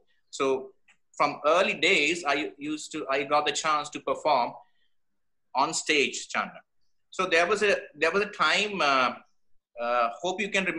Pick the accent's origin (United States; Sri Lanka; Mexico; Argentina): Sri Lanka; Kandy, Central Province; I grew up in Kandy.